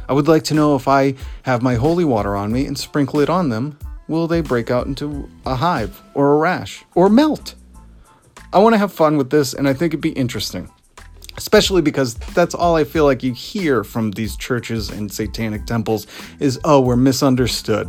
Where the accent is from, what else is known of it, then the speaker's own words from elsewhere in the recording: Salem area, Massachusetts, United States; they're here in my hometown. They're right down the street in Salem